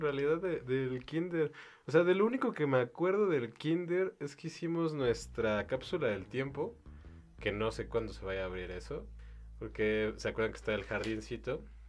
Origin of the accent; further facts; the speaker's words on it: Mexico; Somos los mexicanos